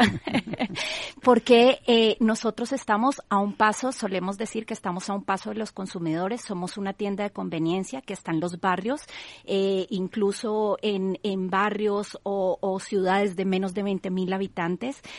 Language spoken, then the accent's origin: Spanish; Colombia; now in Spain; yo soy colombiana